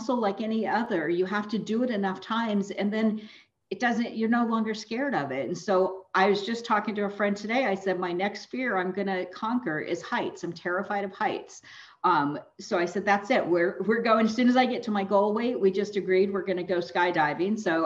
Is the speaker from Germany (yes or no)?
no; California, United States; moved away as an adult; also born or lived in East Coast; I grew up here in California, and then I left California for 22 years and went on the East Coast.